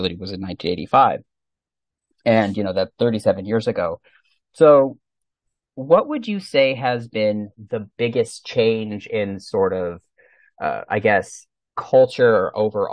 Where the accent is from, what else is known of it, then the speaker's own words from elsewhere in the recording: New Mexico, United States; moved away; I'm originally from New Mexico